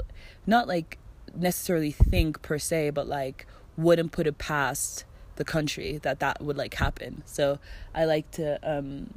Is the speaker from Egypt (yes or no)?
no; Germany; now in Mexico; I'm from Germany.